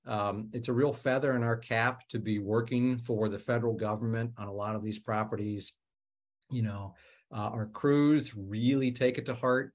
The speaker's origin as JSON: {"language": "English", "region": "Ohio", "country": "United States", "moved": "as an adult", "lives_now": "Washington, D.C. area, United States", "said": "I'm from Ohio. I moved out here five years ago"}